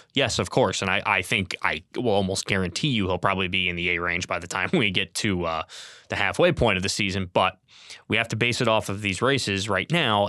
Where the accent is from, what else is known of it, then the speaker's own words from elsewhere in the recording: Capital District of New York, United States; I grew up in Capital District of New York